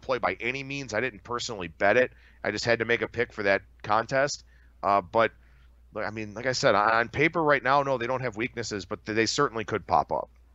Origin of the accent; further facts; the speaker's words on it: Cleveland, Ohio, United States; I grew up in Cleveland, Cleveland native, born and raised